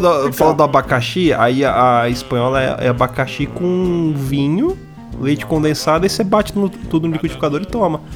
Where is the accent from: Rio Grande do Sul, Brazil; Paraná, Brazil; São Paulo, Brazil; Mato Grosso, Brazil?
São Paulo, Brazil; eu que sou paulista